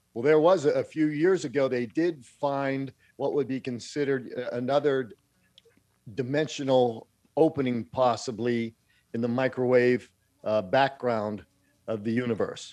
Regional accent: Pittsburgh, Pennsylvania, United States; growing up in Pittsburgh

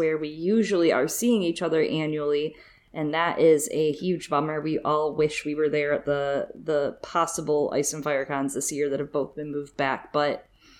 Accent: Michigan, United States; I grew up in Michigan

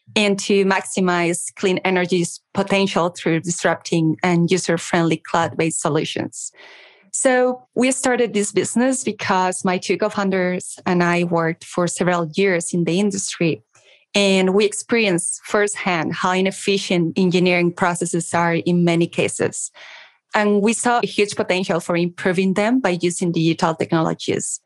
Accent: Madrid, Community of Madrid, Spain; accent: Spanish; English is a second language; We are in Madrid. You should notice my accent. We're based in the sunny Madrid in Spain

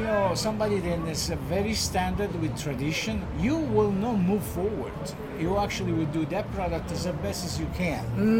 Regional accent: Naples, Campania, Italy; English is a second language; moved away as an adult; now in United States; I'm from Naples

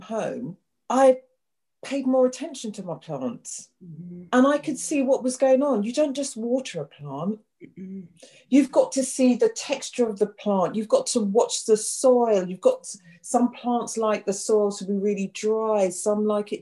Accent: London, United Kingdom; also born or lived in Clapham, London / South Norwood, London; I grew up in West Norwood, which is about 15 minutes down the road

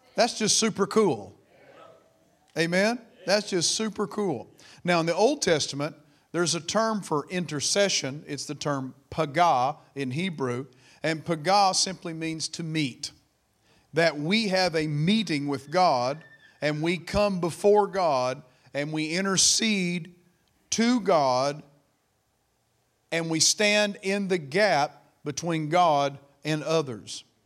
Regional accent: United States; I am an American

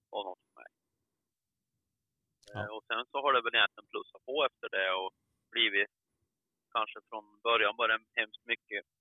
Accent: Värmland, Sweden; moved away as an adult; also born or lived in northern Dalarna; now in Dalarna, Sweden; född värmlänning, uppflyttad till norra Dalarna ungefär när jag var strax runt 20 år. Har bott där i lite över 30 år nu

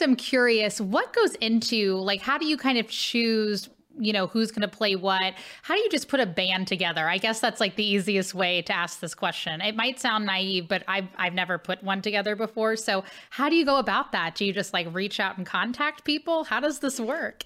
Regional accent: Cincinnati, Ohio, United States; now in St. Louis, United States; Cincinnati, Ohio, where I grew up

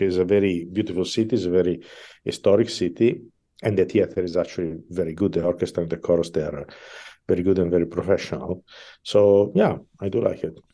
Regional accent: Milan, Lombardy, Italy; English is a second language; moved away as an adult; I am from Milan

